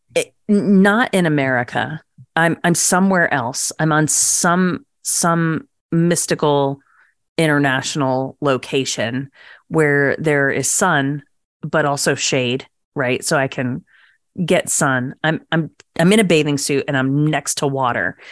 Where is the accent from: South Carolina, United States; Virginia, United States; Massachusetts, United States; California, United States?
Virginia, United States; also born or lived in New Jersey; we all met in middle school when I moved down to Virginia from Jersey